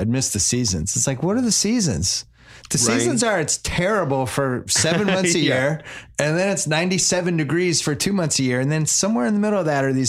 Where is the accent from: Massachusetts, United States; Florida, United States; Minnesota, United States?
Massachusetts, United States; Boston; moved away as an adult; now in Los Angeles, United States; I'm from Boston.